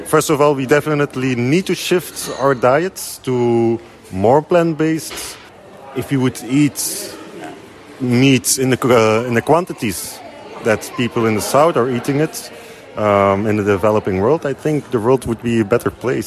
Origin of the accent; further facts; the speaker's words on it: Belgium; I'm from Belgium and part of the International Association of Students in Agricultural and Related Sciences